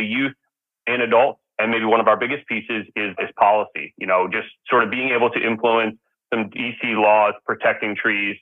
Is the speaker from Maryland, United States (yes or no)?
yes; Glen Echo, Maryland, United States; I grew up in Glen Echo, Maryland, on the kind of on the Potomac River